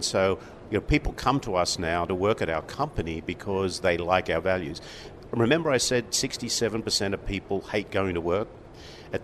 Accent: Sydney, New South Wales, Australia; moved away as an adult; now in United States; I grew up in Sydney, Australia

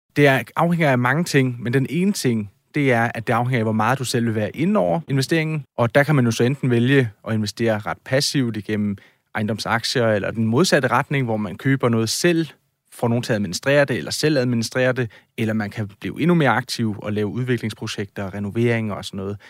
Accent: Odense, Southern Denmark, Denmark; jeg kommer jo fra Odense

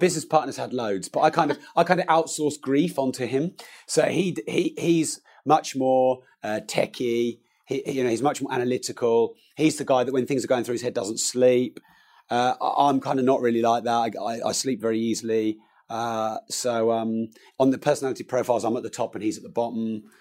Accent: Peterborough, East of England, United Kingdom; I'm from Peterborough, where prices are a lot lower

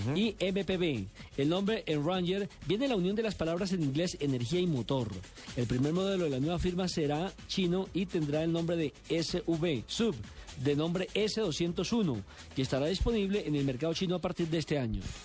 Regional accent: Colombia; uno como colombiano

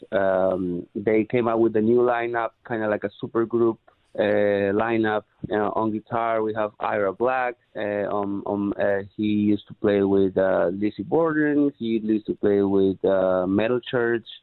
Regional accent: Peru; moved away as an adult; now in Los Angeles, United States; I'm originally from Peru.

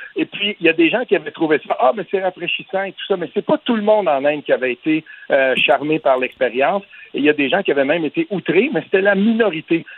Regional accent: Quebec, Canada; quand on vient du Québec

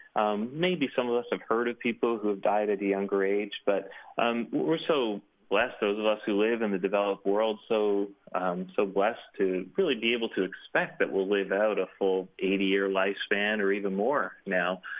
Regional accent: Canada; here in Canada.

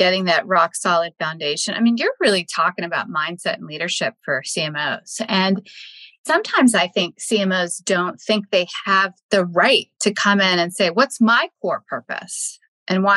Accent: Texas, United States; moved away; Texas is my home state

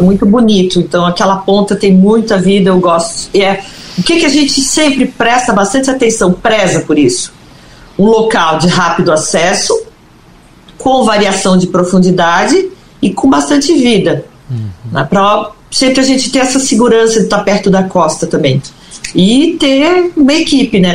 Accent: Brazil

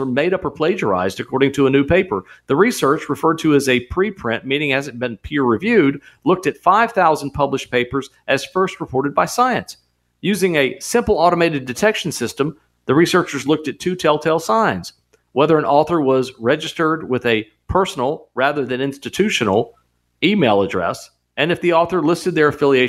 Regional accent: United States; We're Americans

